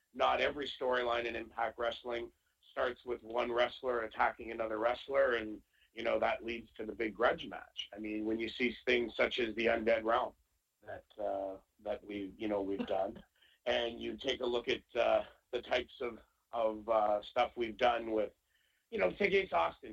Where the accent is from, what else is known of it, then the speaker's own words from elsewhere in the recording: Canada; being Canadian